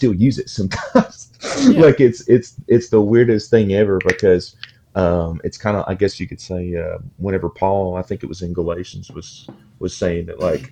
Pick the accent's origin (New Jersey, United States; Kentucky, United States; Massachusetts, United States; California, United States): Kentucky, United States; Manchester; moved away; born and raised in Manchester, Kentucky, and chose to come back and practice clinical social work and behavioral health here at Advent Health in Manchester